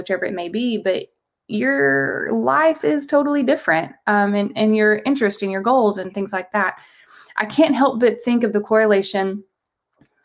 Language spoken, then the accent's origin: English; the South, United States; I'm from the South.